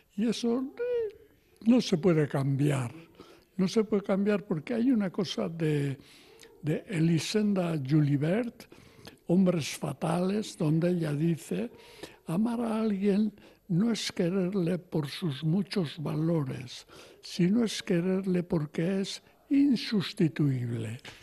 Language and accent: Spanish; Pamplona, Navarre, Spain; yo nací en Iruña